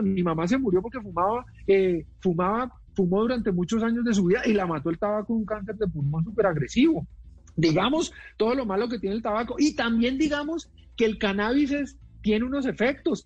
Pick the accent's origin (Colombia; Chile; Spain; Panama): Colombia; Palmira, Valle del Cauca; yo estudié en un colegio eh, católico en mi ciudad natal, que es eh, Palmira